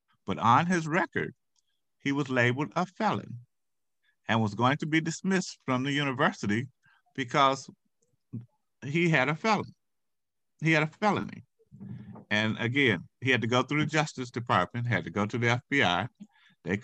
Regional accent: Muskegon Heights, Michigan, United States; I grew up in Muskegon Heights

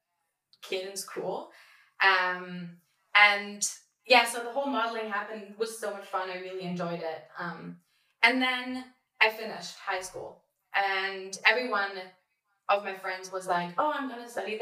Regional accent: Berlin, Germany; I really had a really happy childhood. I was in Berlin

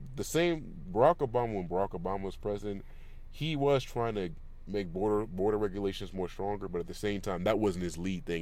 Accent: California, United States; I grew up in California

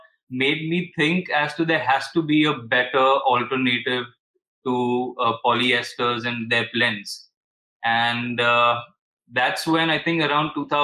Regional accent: Mumbai, Maharashtra, India; I'm basically 30 years old. … I'm from Mumbai, India.

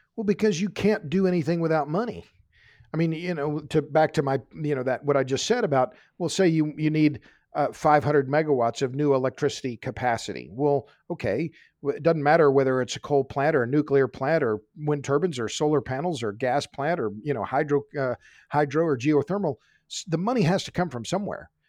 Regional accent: Oklahoma, United States; I'm from Oklahoma

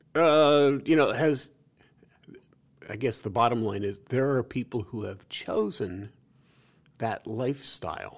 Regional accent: New York City, New York, United States; growing up in New York City

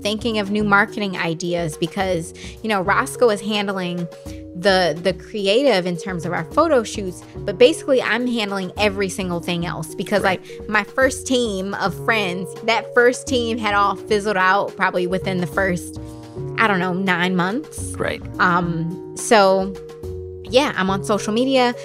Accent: Detroit, Michigan, United States; moved away as an adult; also born or lived in Brooklyn, New York; I could do a lot more in my hometown

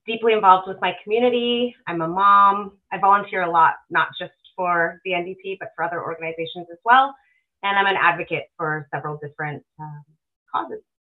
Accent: Alberta, Canada; born and raised in Alberta.

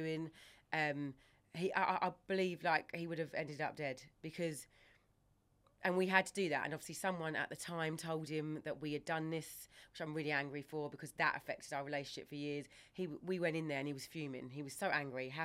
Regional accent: Ongar, East of England, United Kingdom; we grew up in Ongar, so Brentwood.

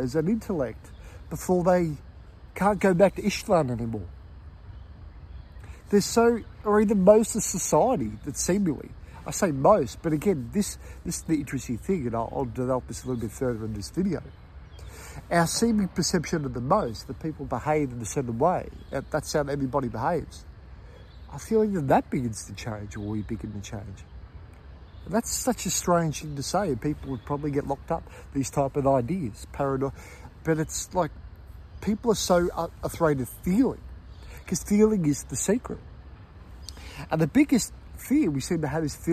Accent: Melbourne, Victoria, Australia; when I was growing up in Melbourne, being in Melbourne

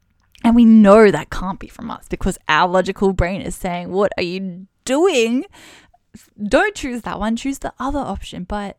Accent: Brisbane, Queensland, Australia; So I'm actually originally from Brisbane in Australia.

